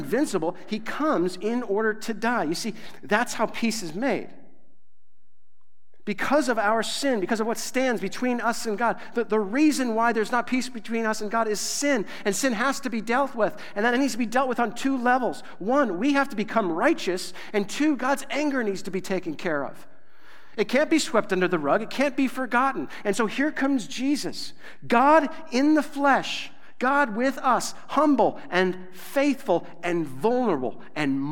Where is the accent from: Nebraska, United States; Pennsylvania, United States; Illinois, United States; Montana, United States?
Nebraska, United States; I'm from Nebraska